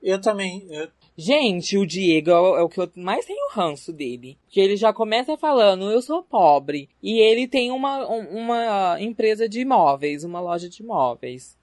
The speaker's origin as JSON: {"language": "Portuguese", "town": "Barretos", "region": "São Paulo", "country": "Brazil", "tie": "born or raised there", "moved": "as an adult", "lives_now": "São José do Rio Preto, Brazil", "said": "sou natural de Barretos, terra do peão, mas moro em São José do Rio Preto já faz 8 anos"}